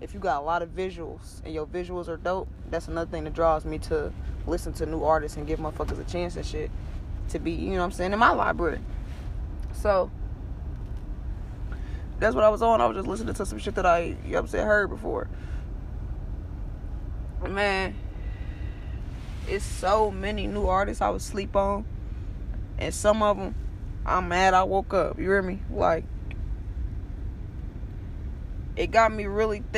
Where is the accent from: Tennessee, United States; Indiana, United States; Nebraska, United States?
Indiana, United States; now in Texas, United States; I'm from Indiana